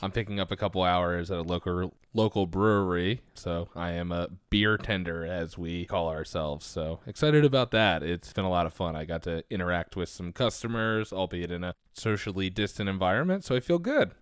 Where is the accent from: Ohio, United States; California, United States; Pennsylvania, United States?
Pennsylvania, United States; Philadelphia; accent: Delco; I'm from the Philadelphia area